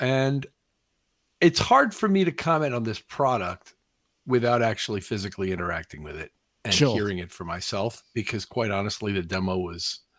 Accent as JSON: {"language": "English", "region": "Missouri", "country": "United States", "said": "I'm from Missouri, as we say, the show me state."}